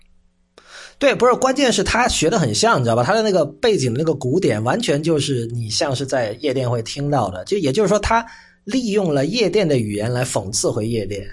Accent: Shenzhen, Guangdong, China; 因为我是在深圳长大嘛，所以，呃，在深圳长大有一个好处吧，就是我们从小是看这个香港电视台

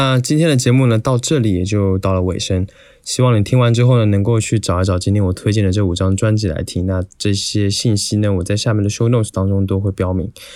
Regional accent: Taiwan; 我作为一个台湾人呢，对此也有一些自己的体会吧

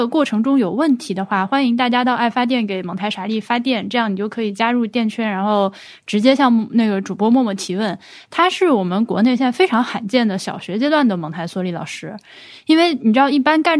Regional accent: Hubei, China; now in Nanjing, China; 因为我本身是个湖北人，然后成年之后又到处住，所以其实是一个家乡观念比较淡薄的人。来南京住之前是不知道所谓“徽京”这个说法的

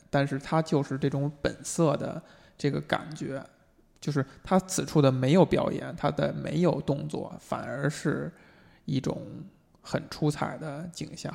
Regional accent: China; 作为中国人

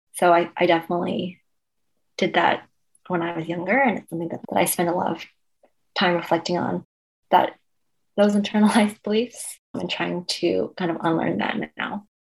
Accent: Cambridge, Massachusetts, United States; also born or lived in China; I grew up in Cambridge

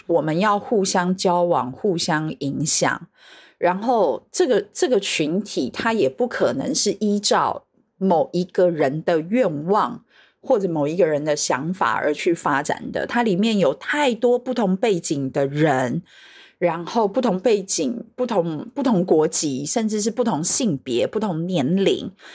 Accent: Taiwan; 我是来自台湾的神秘嘉宾

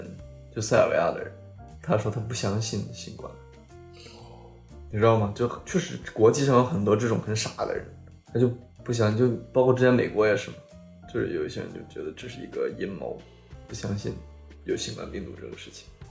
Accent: China; now in Sweden; 他一开始问我是哪里人，我说我是中国人

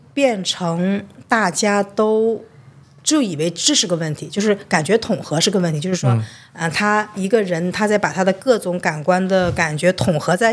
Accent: China; 因为我们中国人一听“障碍”这个词儿就觉得不好

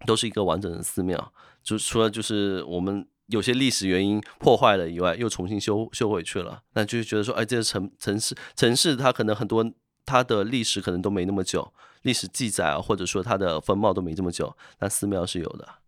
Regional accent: Fujian, China; 在福建这边是一个泛神论的

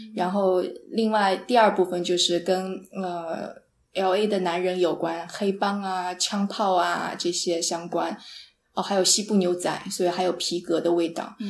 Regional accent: Jiangsu, China; moved away; also born or lived in San Francisco; 因为我是个江苏人，江苏是特别潮湿的地方

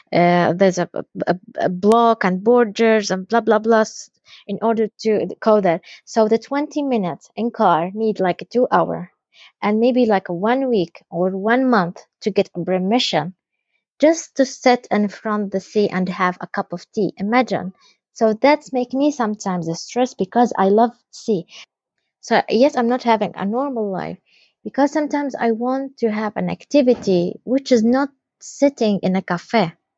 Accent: West Bank, Palestine; we are all Palestinians, but we have a different ID. My ID is green

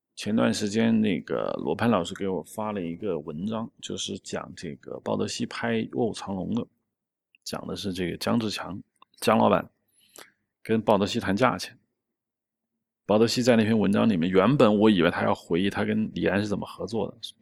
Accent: Shanghai, China; 我们上海话讲吃得开

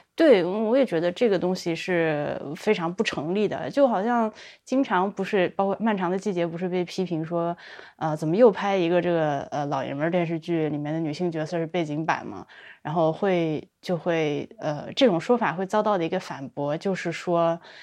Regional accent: China; 我们作为大陆人去听的话，会觉得特别地荒腔走板嘛

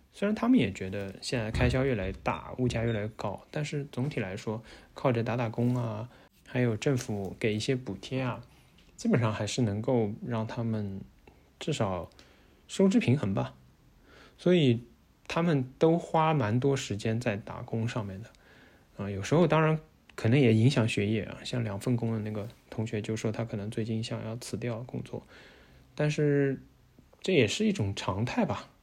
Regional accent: China; moved away as an adult; now in Netherlands; 我们中国人可能自己对自己要求比较高

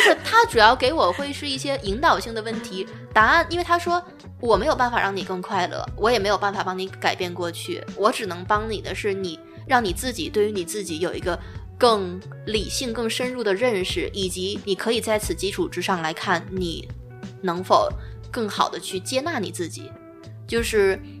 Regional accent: China; now in Netherlands; 一个说我母语的一个中国人

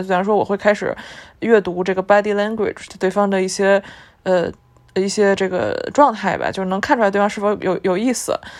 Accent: Beijing, China; moved away as an adult; now in Shanghai, China; 我本身是一个北京本地人，就是我是一个在北京长大

